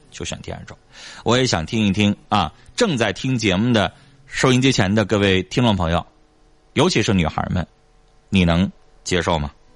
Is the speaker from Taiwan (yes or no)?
no; Northeast China, China; 这个是我们东北常见病